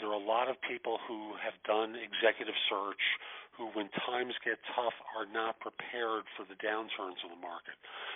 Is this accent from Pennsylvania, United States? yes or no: no; New York, United States; I grew up in New York in the Bronx